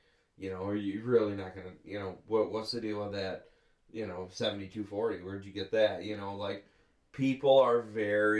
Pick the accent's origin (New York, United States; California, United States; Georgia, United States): New York, United States; Western; I'm a farmer from Western New York, and we raise black Angus cattle, and we've been making syrup since 1908